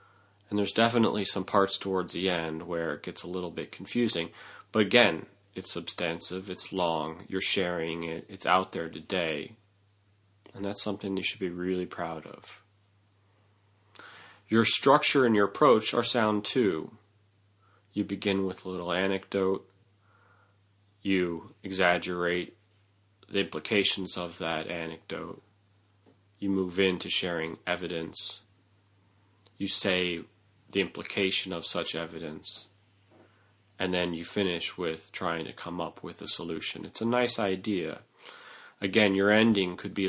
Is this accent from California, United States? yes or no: no; New York, United States; as a New Yorker